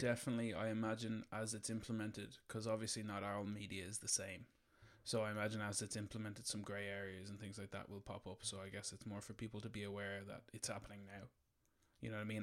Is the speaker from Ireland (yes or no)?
yes; Ireland; we grew up in Ireland in the fucking nineties